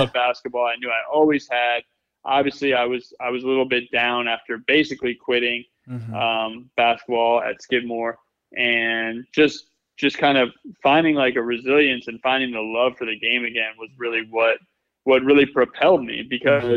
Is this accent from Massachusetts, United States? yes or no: no; Connecticut, United States; I grew up in Connecticut.